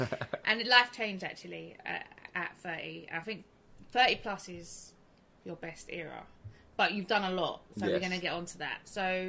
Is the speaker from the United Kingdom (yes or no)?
yes; London, United Kingdom